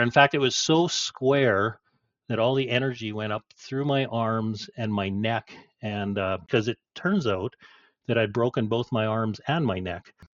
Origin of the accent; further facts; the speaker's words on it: Chetwynd, British Columbia, Canada; also born or lived in Golden / Fernie; we moved from Golden to Fernie and then we ended up in Chetwynd, BC